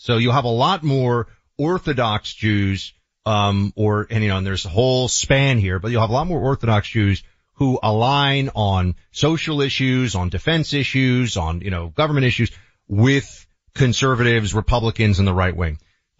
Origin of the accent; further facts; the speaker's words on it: New York, United States; growing up in New York